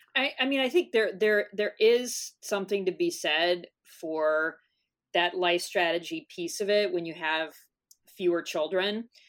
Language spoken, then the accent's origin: English; North Texas, United States; now in San Diego, United States; I grew up in North Texas